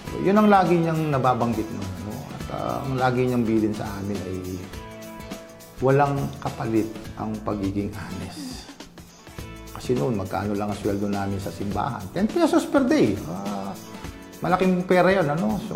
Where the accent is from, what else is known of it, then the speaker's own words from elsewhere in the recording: Santa Ana, Philippines; also born or lived in Manila; Andun ako sa Maynila, bumalik naman ako rito. Nakita ko, naghihirap naman yung bayan ko.